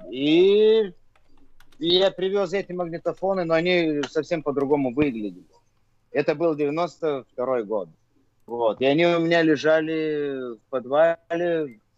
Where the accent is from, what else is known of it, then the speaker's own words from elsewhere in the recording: Vilnius, Vilnius County, Lithuania; Я диджей из Вильнюса, из э, Литвы.